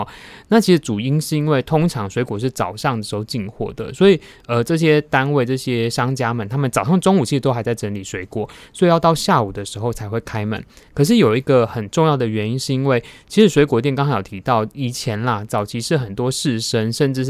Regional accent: Taiwan; 我们台湾人自己

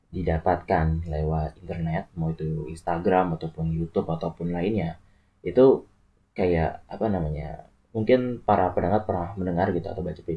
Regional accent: Tangerang, Banten, Indonesia; also born or lived in Purwokerto; jujur aja gue dari Tangerang murni Tangerang lahir dan besar di Tangerang

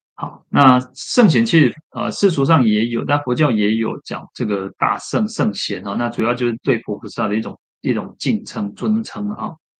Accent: Shetou, Changhua County, Taiwan; 小时候常常去的一个寺院，还没有去慈云寺之前的一个，在彰化的一个社社头善德禅院

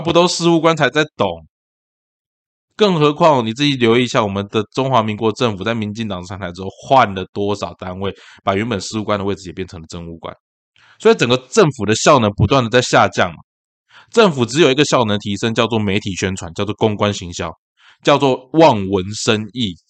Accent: Tainan, Taiwan; also born or lived in Xuejia, Tainan (ancestral home); 小时候在安南区长大，但是我们其实是雪甲那个头港那边的人

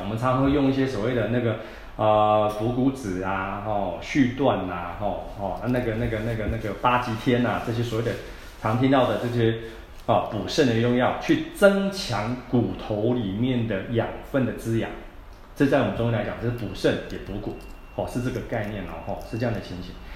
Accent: Taiwan; 我们台湾人、东方人

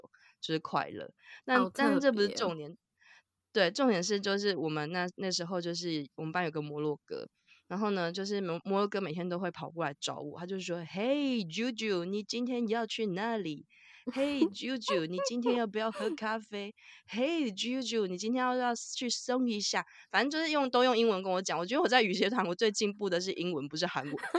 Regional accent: Taiwan; 然后你知道，我就是台湾人，我想说：“哦，结束了就准备回家。”

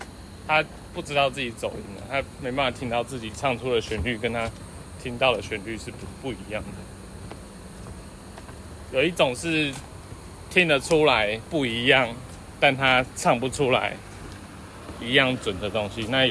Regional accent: Taiwan; 我相信中国 {S1} 中国人也觉得我们台湾人听的中国腔跟他们自己听的不一样。

